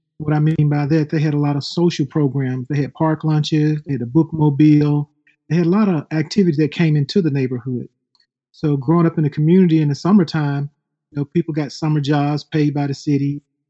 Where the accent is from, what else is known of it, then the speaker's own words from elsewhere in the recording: Memphis, Tennessee, United States; growing up in Orange Mound, it was Orange Mound, Tennessee. We were like our own little village.